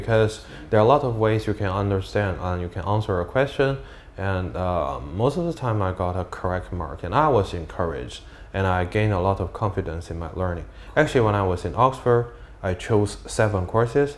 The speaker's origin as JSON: {"language": "English", "region": "Beijing", "country": "China", "also_born_or_lived": "United Kingdom", "accent": "Jinglish", "second_language": "English", "moved": "as an adult", "said": "my classmates call my English Jinglish because I was from Beijing"}